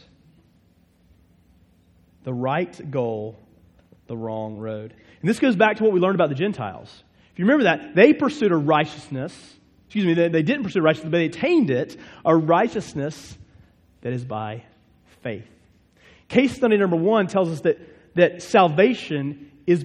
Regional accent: Winston-Salem, North Carolina, United States; also born or lived in Chapel Hill, North Carolina; I'm from Winston-Salem originally

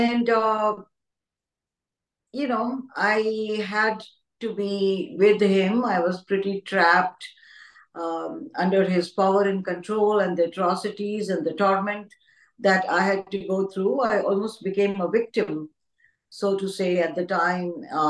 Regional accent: New Delhi, Delhi, India; I have been born and brought up in New Delhi, India

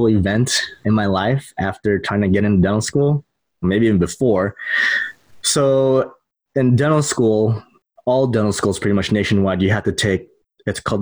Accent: San Diego, California, United States; moved away as an adult; also born or lived in Midwest; now in Ohio, United States; I'm from San Diego. I went to the Midwest

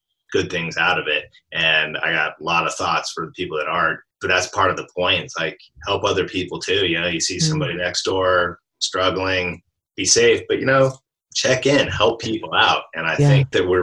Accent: Alaska, United States; now in Portland, United States; I grew up in Alaska

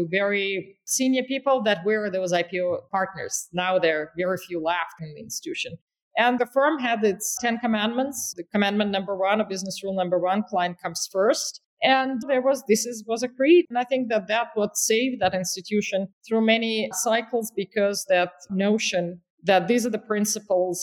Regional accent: North Ossetia–Alania, Russia; moved away as an adult; also born or lived in New York; I grew up in Russia

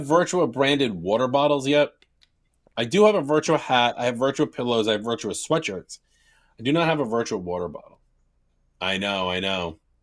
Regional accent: New York, United States; I'm from New York

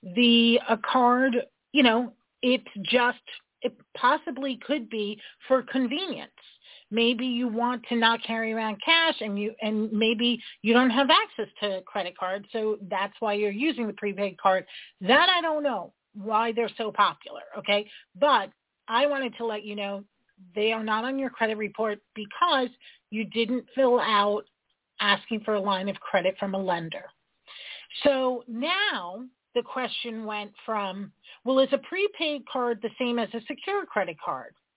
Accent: New York, United States; I'm a New Yorker

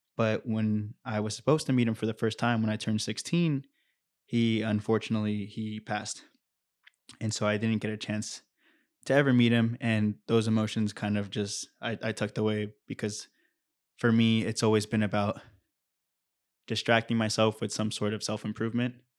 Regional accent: Anaheim, California, United States; also born or lived in Santa Barbara; I was born and raised in Orange County, in Anaheim

